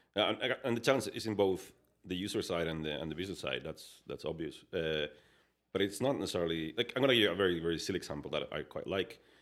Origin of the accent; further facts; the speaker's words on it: Spain; English is a second language; moved away as an adult; now in Canada; I was, uh, born and raised in, in, in Spain